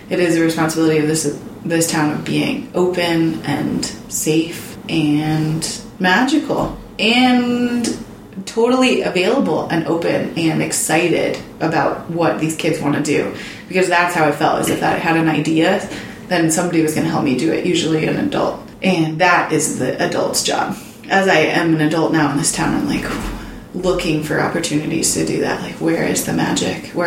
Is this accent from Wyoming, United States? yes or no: yes; Lander, Wyoming, United States; Growing up in Lander was awesome.